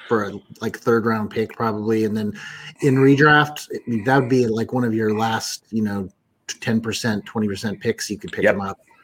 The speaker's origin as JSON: {"language": "English", "town": "Kansas City", "region": "Missouri", "country": "United States", "said": "I'm from Kansas City"}